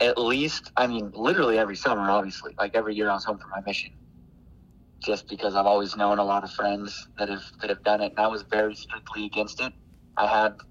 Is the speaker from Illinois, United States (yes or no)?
no; Kaysville, Utah, United States; also born or lived in Guadalajara, Mexico; I'm from Kaysville, Utah